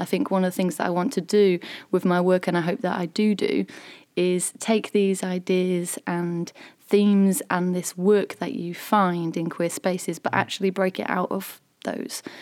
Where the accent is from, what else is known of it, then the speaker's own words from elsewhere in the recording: Selby, Yorkshire and the Humber, United Kingdom; I actually live in between York and Selby